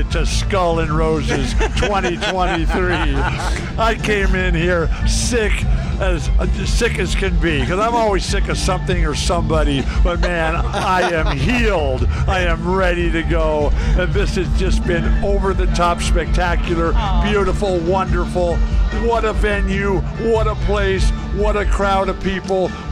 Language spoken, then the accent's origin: English; California, United States; growing up in California